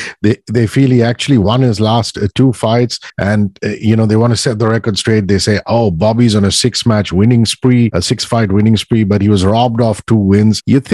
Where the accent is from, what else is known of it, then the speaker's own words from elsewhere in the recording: India; I'm from India